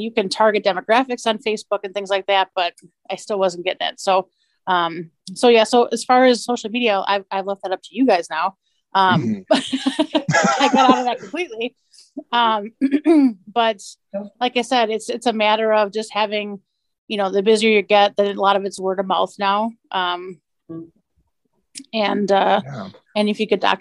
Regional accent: Milwaukee, Wisconsin, United States; now in Appleton, United States; I'm also from Milwaukee

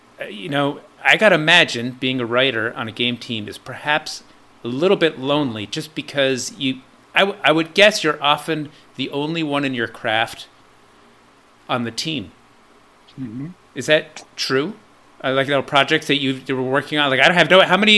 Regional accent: Ardsley, New York, United States; where I grew up in Ardsley, New York.

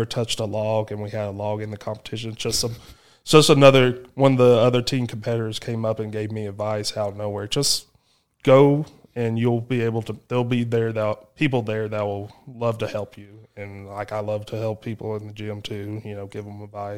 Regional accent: Texas, United States; I had growing up in Southeast Texas, like, I competed at competitions Travis Ortmeier put on.

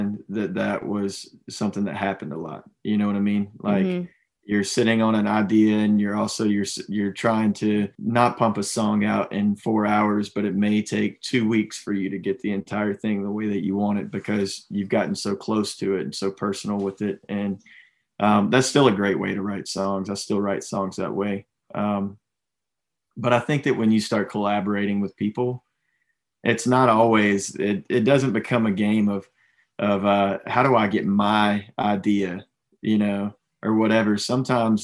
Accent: Atlanta, Georgia, United States; I grew up right around the Atlanta area

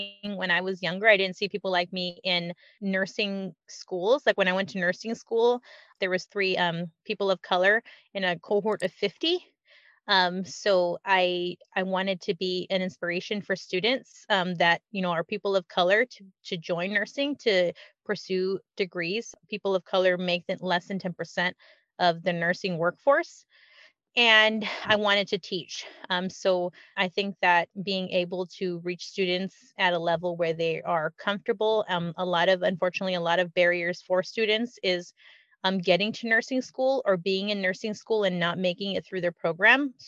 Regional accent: California, United States; we grew up in California

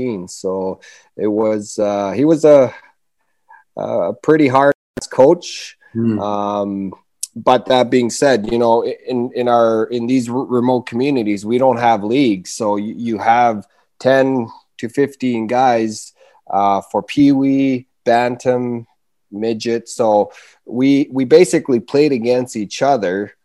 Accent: Rankin Inlet, Nunavut, Canada; also born or lived in Churchill, Manitoba; So I was born in Churchill, but I was basically born and raised in Rankin Inlet, Nunavut. Rankin Inlet is my hometown.

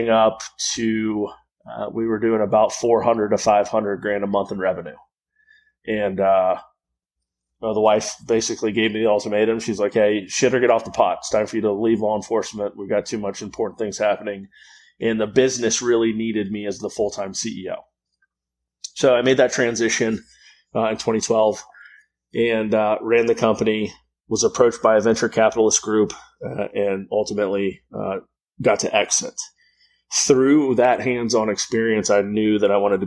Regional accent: Florida, United States; also born or lived in Houston, Texas; I'm out of Jacksonville, Florida. I was born in Houston, Texas. I grew up here in Florida.

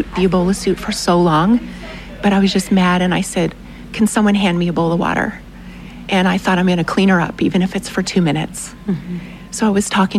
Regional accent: United States; we're from America

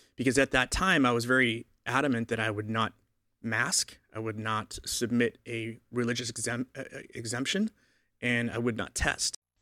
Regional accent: Boston, Massachusetts, United States; I grew up in Boston, so I, I grew up a Roman Catholic

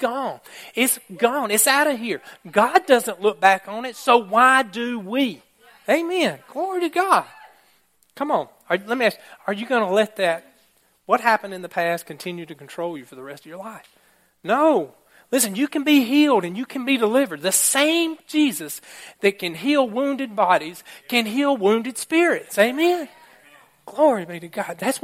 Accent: Alabama, United States; I am from Alabama

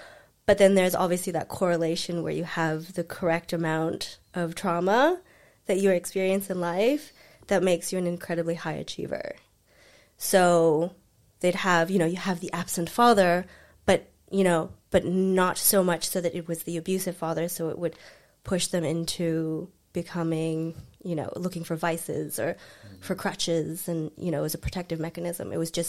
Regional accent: Cincinnati, Ohio, United States; born there; moved away; also born or lived in Frankfurt, Germany / Paris, France / London; I was born in Cincinnati, Ohio. Mm-hmm. I have a brother that's 7 years older than me, which is why I'm so scrappy. I didn't have a choice. And then we moved to Frankfurt, Germany, and then we moved to Paris, France, and then I finished high school there.

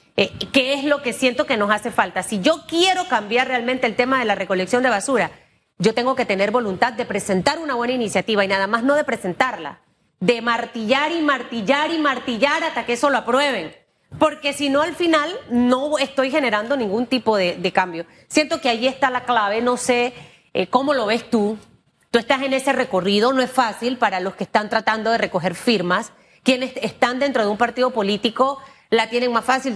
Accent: Panama; yo como panameña

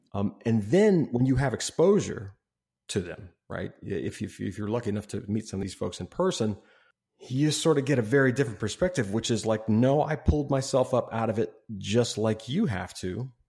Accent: Ohio, United States; I grew up in Ohio

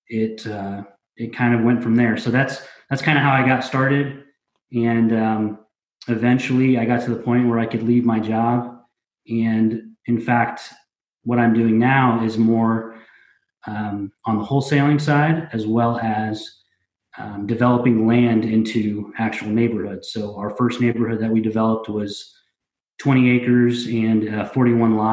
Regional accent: Indianapolis, Indiana, United States; I grew up here in Indianapolis

